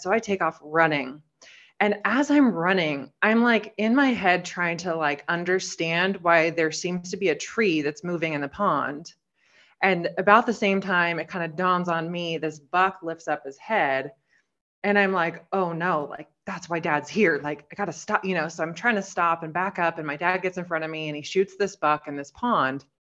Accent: Oregon, United States; So I'm from Oregon, just a small town girl. I actually live four driveways down from where I grew up

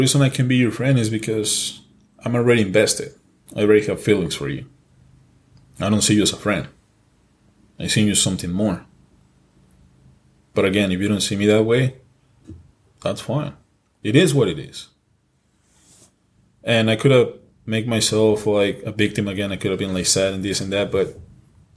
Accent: Mexico; English is a second language; moved away; also born or lived in California; I was born in California, but I was raised in Mexico. So yeah, English is my second language.

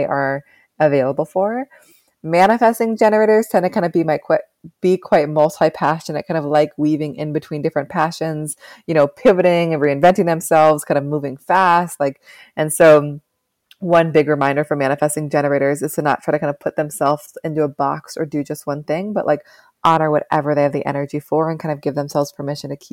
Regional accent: West Coast, United States; also born or lived in New York City, United States; now in Upstate New York, United States; I'm from the West Coast.

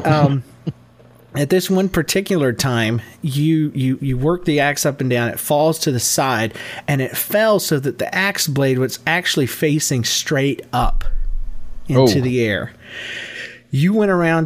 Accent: Georgia, United States; also born or lived in Yulee, Florida; I'm from Georgia

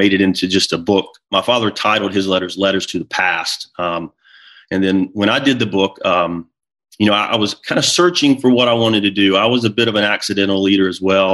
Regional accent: near Charlotte, North Carolina, United States; moved away as an adult; now in New Jersey, United States; my family and I relocated from North Carolina, where I had been raised, near Charlotte, and we live in New Jersey now

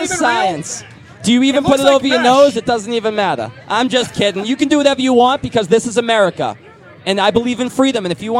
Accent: Boston, Massachusetts, United States; If you're from Boston like me.

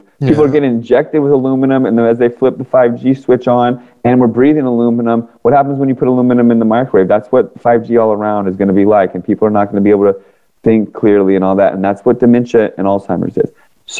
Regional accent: Washington, District of Columbia, United States; because I grew up in Washington, D.C. area. All my friends ended up working for Booz Allen Hamilton, Northrop Grumman, all these government contractors. Mm-hmm. I moved to California.

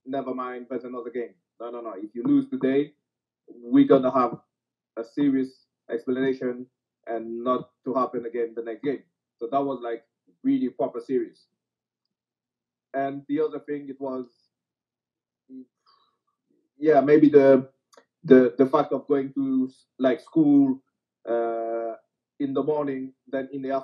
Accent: France; France is my home country

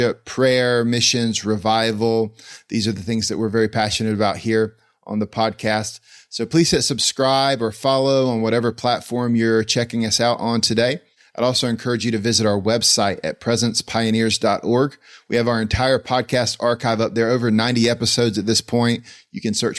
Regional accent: Greenville, North Carolina, United States; my hometown, Greenville, North Carolina.

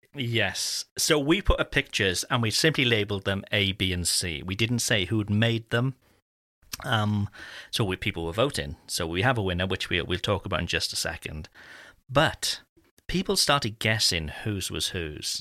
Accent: United Kingdom; being, being British

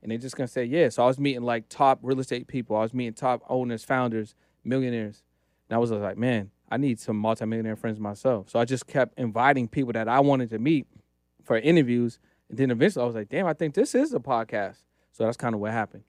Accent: Boston, Massachusetts, United States; now in Los Angeles, United States; I live in Los Angeles. Originally, I'm from Boston

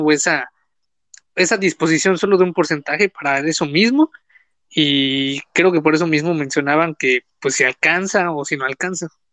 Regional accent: Sonora, Mexico; Yo soy de Sonora, del Meritito Norte

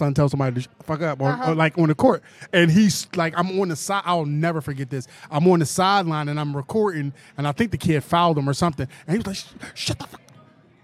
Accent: Philadelphia, Pennsylvania, United States; I'm from Philadelphia

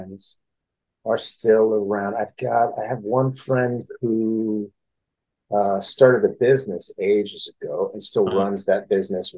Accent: Fresno, California, United States; I grew up in Fresno, California.

